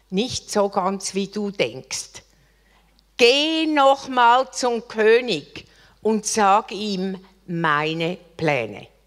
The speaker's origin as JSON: {"language": "German", "country": "Switzerland", "said": "Ich bin Schweizerin."}